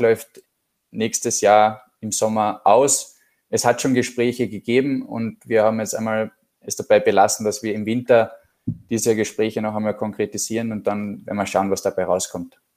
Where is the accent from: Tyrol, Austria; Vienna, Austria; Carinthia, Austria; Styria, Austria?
Carinthia, Austria; Klagenfurt; Wir sind beide ursprünglich aus Klagenfurt